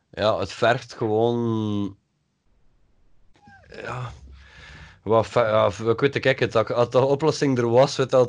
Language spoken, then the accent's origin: Dutch; IJmuiden, North Holland, Netherlands; En dat je moet weten, ik kom uit Exmuiden.